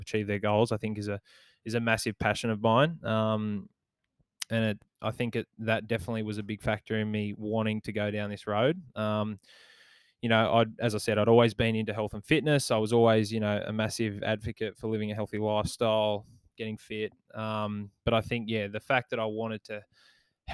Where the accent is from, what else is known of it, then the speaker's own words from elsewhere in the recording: Maitland, New South Wales, Australia; my hometown club, the Maitland Mustangs